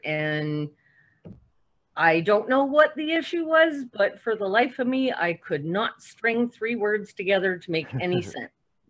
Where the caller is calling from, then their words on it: Borden, Ontario, Canada; I am calling you from Borden, Ontario, in Canada.